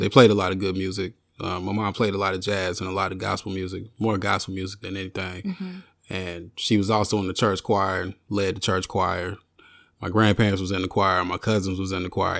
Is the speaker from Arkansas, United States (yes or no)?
yes; Arkansas, United States; I grew up in the South, born and raised in the South in Arkansas